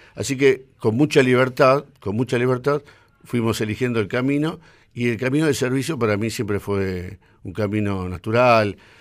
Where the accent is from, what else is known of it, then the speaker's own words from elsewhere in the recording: Lomas de Zamora, Buenos Aires Province, Argentina; nací en Loma de Zamora. Ajá. Eh, en 1959, hijo de padres asturianos, o sea, soy primera generación de argentinos